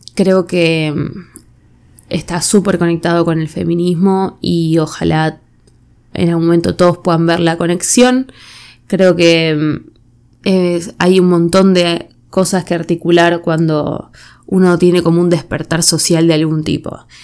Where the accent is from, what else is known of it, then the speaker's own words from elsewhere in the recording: Argentina; moved away as an adult; now in United States; viviendo siempre en Argentina, ser argentina nunca fue un rasgo identitario para mí